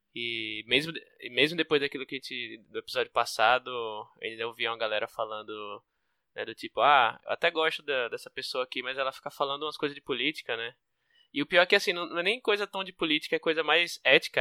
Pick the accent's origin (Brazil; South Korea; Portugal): Brazil; Northeast Brazil; eu sou nordestino